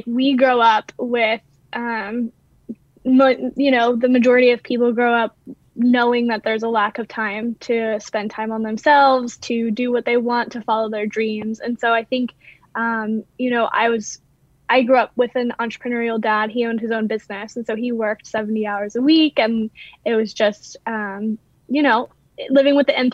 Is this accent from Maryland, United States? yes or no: yes; Maryland, United States; moved away as an adult; also born or lived in Louisiana; I actually grew up in Maryland, but I went to school in Louisiana, and I lived in Louisiana for years